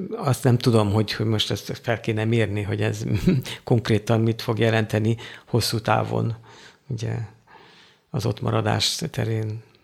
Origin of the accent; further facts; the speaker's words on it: Hungary; moved away as an adult; now in Africa; én magyar vagyok, én itthon van a szívem egy jó része